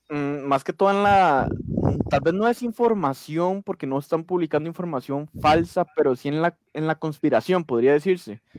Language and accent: Spanish; Costa Rica; como buen tico